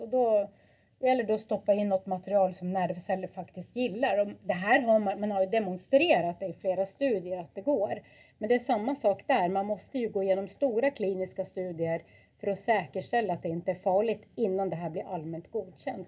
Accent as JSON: {"language": "Swedish", "area": "Lofoten", "region": "Nordland", "country": "Norway", "tie": "born or raised there", "moved": "yes", "said": "jag är ju född och uppvuxen i Lofoten."}